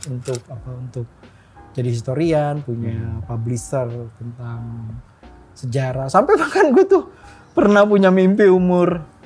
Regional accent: Jakarta, Indonesia; Tuhan nurunin gue jadi orang Betawi

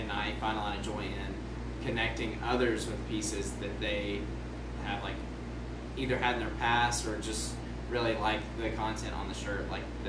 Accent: Western Kentucky, United States; I'm from Western Kentucky, about an hour north of Nashville, so country music is huge.

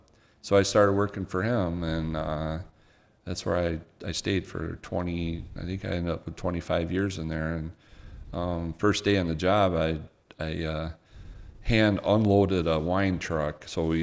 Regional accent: Twining, Michigan, United States; also born or lived in Owosso; I grew up in Twining, Michigan, which is you got to go north out of Bay City.

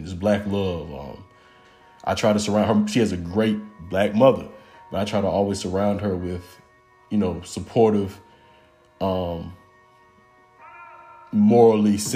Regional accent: McDonough, Georgia, United States; also born or lived in East Point, Georgia; I was born in East Point, but I was kind of raised in McDonough, Georgia, which is in Henry County, about 35 minutes south of the city

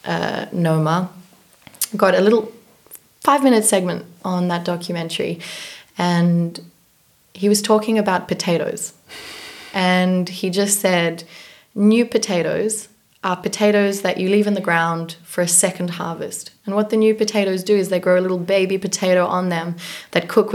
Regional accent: Johannesburg, Gauteng, South Africa; also born or lived in New York; now in Copenhagen, Denmark; I was born in South Africa, Johannesburg, South Africa

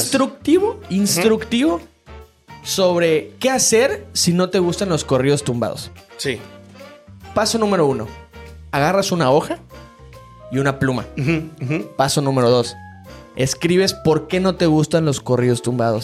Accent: Mexico; como mexicanos en uno de los países más machistas en el mundo

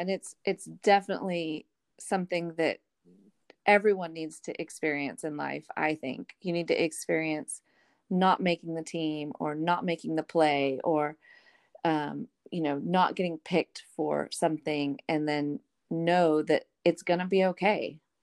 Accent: Arlington, Texas, United States; moved away; I'm from Arlington, Texas.

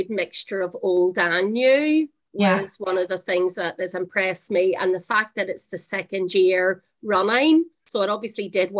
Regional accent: Belfast, Northern Ireland, United Kingdom; I'm from Belfast

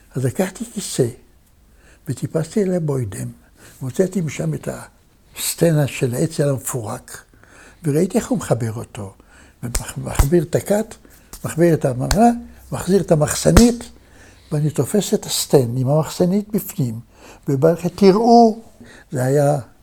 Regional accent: Tel Aviv, Tel Aviv District, Israel; אני גדלתי בלי אבא, גדלתי כמו שגדלתי בתל אביב הקטנה של אז

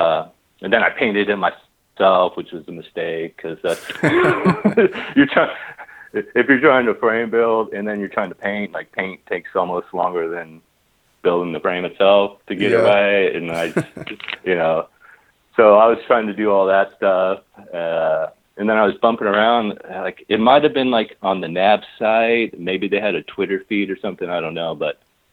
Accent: Long Beach, California, United States; I grew up in Long Beach, and in our high school, we had regional occupational programs.

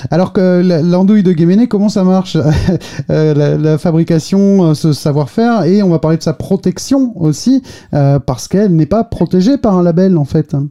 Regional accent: Finistère, Brittany, France; je suis du Finistère, euh, donc breton euh, aussi

